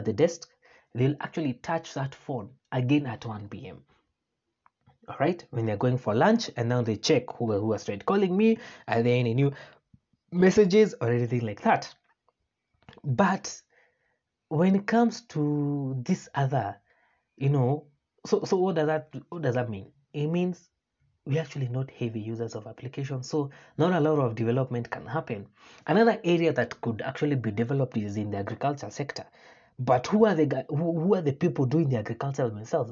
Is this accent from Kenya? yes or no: yes; Kenya; I, being one Kenyan